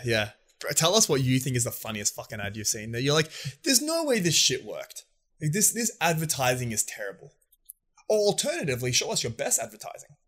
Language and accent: English; Australia; us as Aussie boys, we love having a beer